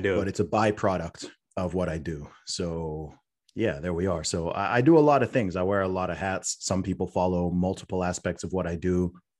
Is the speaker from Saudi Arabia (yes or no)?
yes; Saudi Arabia; also born or lived in United Kingdom; originally from the UK, born in the UK, family background originally from Nigeria. I was raised in Saudi Arabia, went to an international/American school out there, which is why my accent confuses a lot of people.